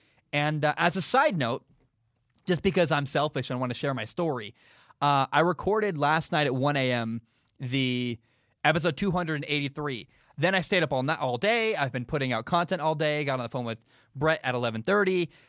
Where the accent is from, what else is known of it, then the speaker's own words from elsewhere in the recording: Oregon, United States; I grew up in Oregon, right? I have friends. My cousins live in Eugene.